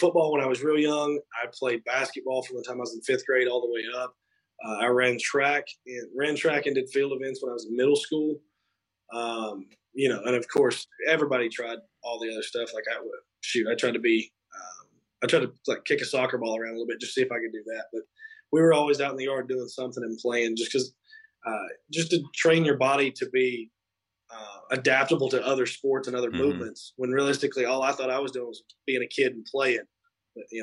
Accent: the South, Tennessee, United States; I'm from the South.

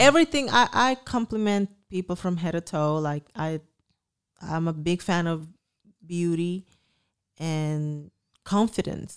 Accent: Dominican Republic; moved away; I came from the Dominican Republic here for a better life

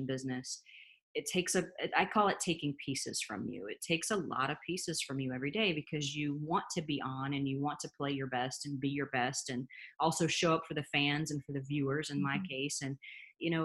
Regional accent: Indiana, United States; now in Los Angeles, United States; there's actually snow in my home state in Indiana.

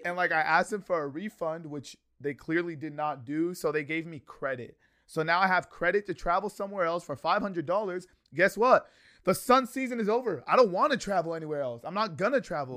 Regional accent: San Diego, California, United States; my flight back to San Diego to come home

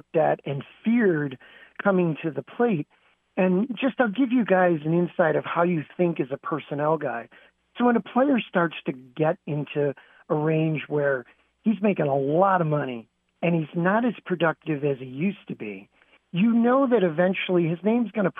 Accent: Chicago, Illinois, United States; being from Lane Tech

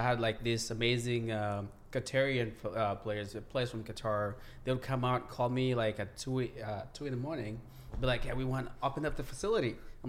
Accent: Kenya; now in United States; I grew up in Kenya. I came to the U.S. 2010, I believe.

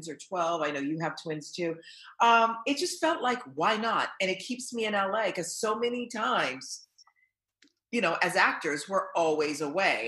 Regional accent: Haiti; English is a second language; now in Los Angeles, United States; I'm an immigrant. I was born in Haiti. I didn't know a word of English until I watched Sesame Street.

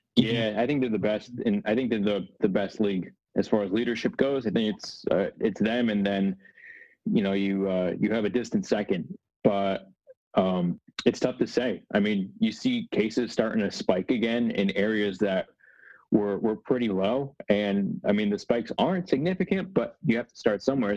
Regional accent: New Jersey, United States; I live in New Jersey. I grew up in New Jersey

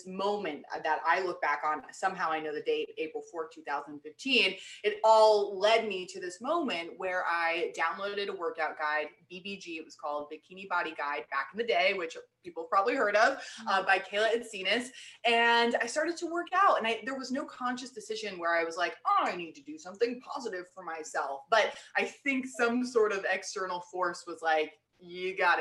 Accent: New York City, New York, United States; moved away as an adult; also born or lived in Los Angeles / Boston; now in Austin, United States; I grew up in New York City, grew up in Manhattan

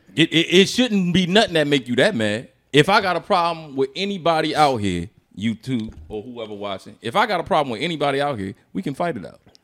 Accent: Philadelphia, Pennsylvania, United States; I'm from, I'm from Philly

